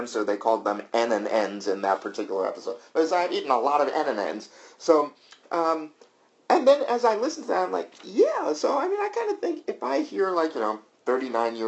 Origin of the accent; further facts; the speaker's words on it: the South, United States; moved away; I'm from the South